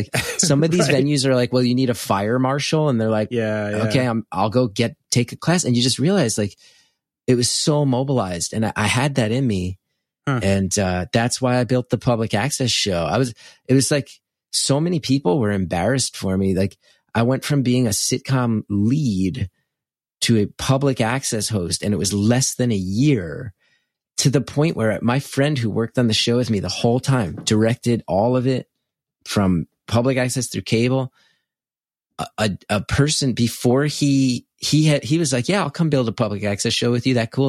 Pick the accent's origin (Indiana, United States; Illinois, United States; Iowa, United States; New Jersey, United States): New Jersey, United States; West Orange; my hometown of West Orange.